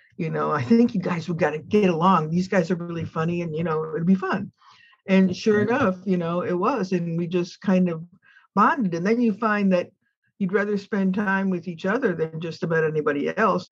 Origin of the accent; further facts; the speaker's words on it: Chicago, Illinois, United States; now in Ukiah, United States; I grew up in Chicago, and so that was the home of Second City and Viola Spolin